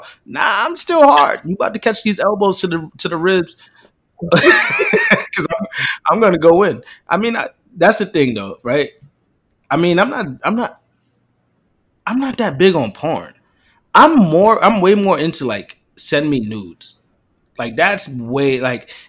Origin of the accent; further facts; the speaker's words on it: New York, United States; I'm from New York.